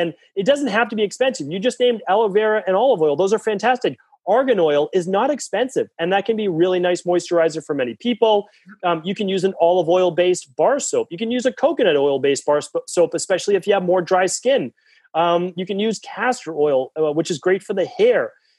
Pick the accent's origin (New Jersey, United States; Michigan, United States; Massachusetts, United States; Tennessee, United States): Massachusetts, United States; And I'm from Massachusetts.